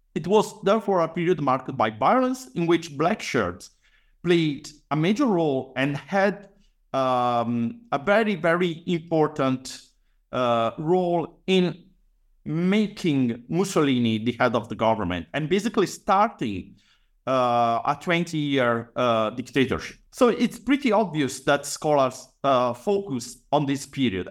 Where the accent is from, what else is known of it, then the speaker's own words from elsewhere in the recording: Padua, Veneto, Italy; I was born and raised, uh, in Padua, actually in the outskirts